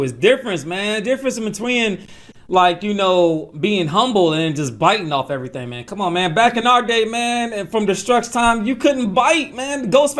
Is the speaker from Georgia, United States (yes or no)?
yes; Atlanta, Georgia, United States; I'm a Braves fan by heart. I'm from Atlanta